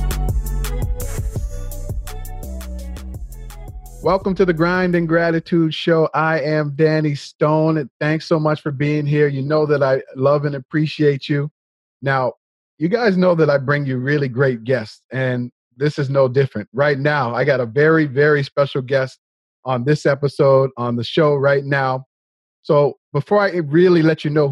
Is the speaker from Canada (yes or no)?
yes; Nova Scotia, Canada; now in Toronto, Canada; both Gary and I grew up in Nova Scotia